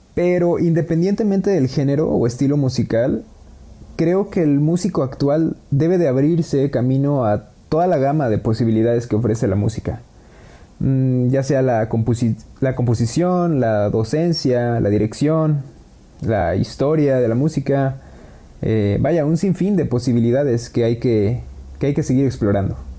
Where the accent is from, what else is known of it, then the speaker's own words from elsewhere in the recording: Xalapa, Veracruz, Mexico; soy originario de Jalapa, Veracruz